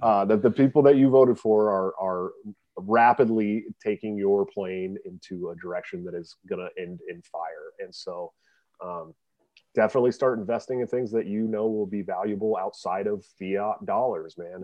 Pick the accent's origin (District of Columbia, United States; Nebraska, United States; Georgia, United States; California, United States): California, United States; Bay Area; also born or lived in Oregon; now in Iowa, United States; I'm from the Bay Area, uh, you know, but I, but I, I lived in Oregon for a long time